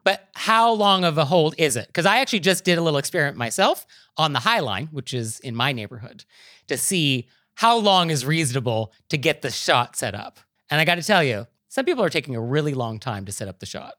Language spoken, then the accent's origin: English; New York, United States; as a New Yorker